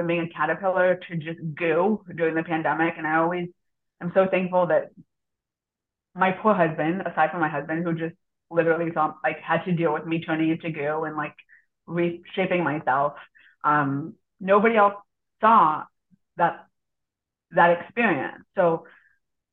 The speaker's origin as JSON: {"language": "English", "region": "Missouri", "country": "United States", "tie": "born or raised there", "also_born_or_lived": "Israel", "said": "in the state of Missouri, which is where I grew up."}